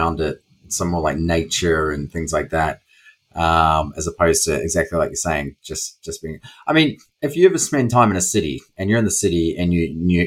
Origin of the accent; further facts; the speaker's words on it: New Zealand; accent: New Zealand; my New Zealand accent